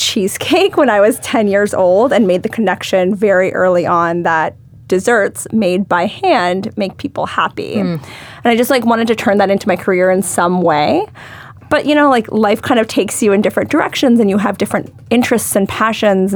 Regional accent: Charlotte, North Carolina, United States; I grew up in Charlotte, North Carolina

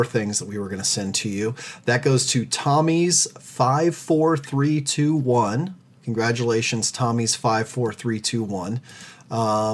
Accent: Nebraska, United States; moved away; going back to my home state to Ian Badir in Nebraska

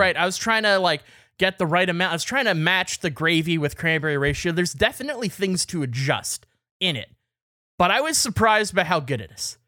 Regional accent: Canada; as a Canadian

